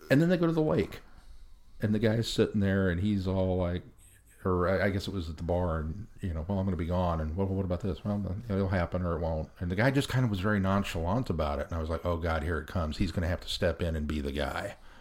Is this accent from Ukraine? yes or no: no; United States; as an American